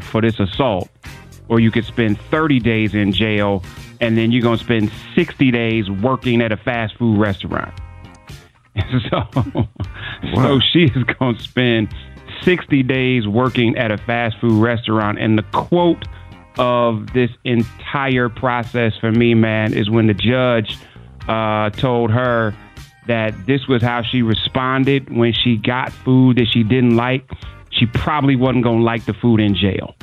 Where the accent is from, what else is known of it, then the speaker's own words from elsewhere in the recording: Cleveland, Ohio, United States; my hometown, a suburb of Cleveland, Parma, Ohio